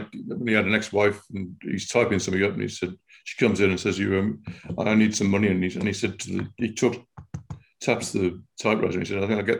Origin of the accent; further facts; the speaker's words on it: Liverpool, North West England, United Kingdom; I'm a Scouser.